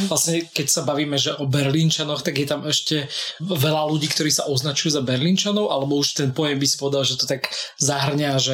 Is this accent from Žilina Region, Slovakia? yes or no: no; Horehronie, Banská Bystrica Region, Slovakia; sme vlastne obaja doma na Horehroni